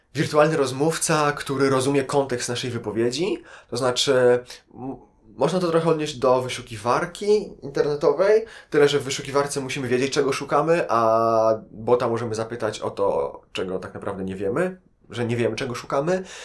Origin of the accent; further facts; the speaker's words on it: Lublin, Lublin Voivodeship, Poland; moved away as an adult; now in Warsaw, Poland; Ja generalnie nie jestem z Warszawy, jestem z Lublina.